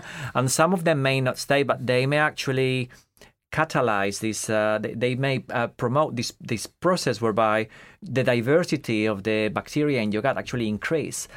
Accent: Madrid, Community of Madrid, Spain; moved away as an adult; also born or lived in France; now in United Kingdom; I grew up in Madrid. So, I was born in Madrid, right in the middle of Madrid as well.

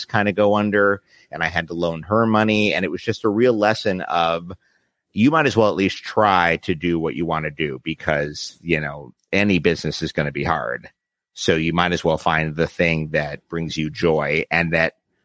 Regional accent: New York City, New York, United States; I grew up in Midtown, west side of Manhattan, which is the theater district.

